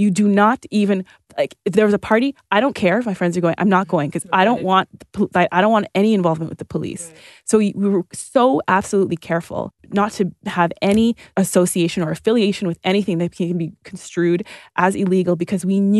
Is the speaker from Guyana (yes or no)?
no; Toronto, Ontario, Canada; so I grew up like in Northern Toronto on the border of Scarborough and North York, Victoria Park and Sheppard.